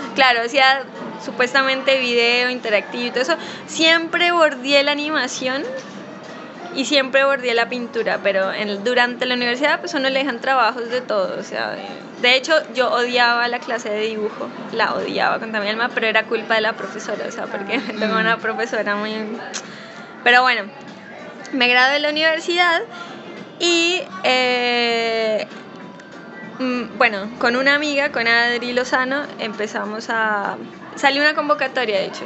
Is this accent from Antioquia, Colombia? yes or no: no; Pasto, Nariño, Colombia; moved away as an adult; also born or lived in Cali / Bogotá; now in Buenos Aires, Argentina; yo soy colombiana, nací en Pasto, y en Cali, Bogotá, y ahora vivo en Buenos Aires